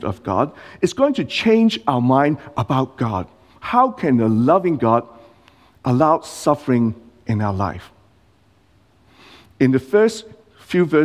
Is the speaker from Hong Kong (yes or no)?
yes; Hong Kong; now in Australia; I'm not born in Australia. I was born in Hong Kong